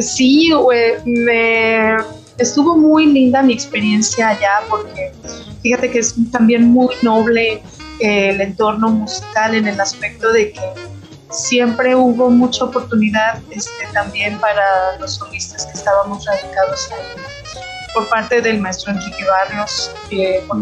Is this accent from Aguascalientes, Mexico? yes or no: yes; Aguascalientes, Mexico; moved away as an adult; also born or lived in Pachuca, Hidalgo; now in Torreón, Mexico; para el 1992 fuimos a vivir a Aguascalientes. En Aguascalientes eh, prácticamente me desarrollé